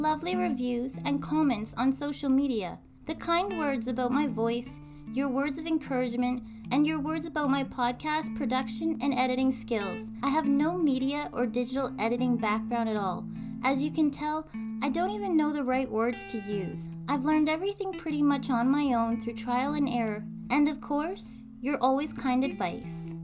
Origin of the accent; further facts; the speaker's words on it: Canada; I'm Canadian Girl.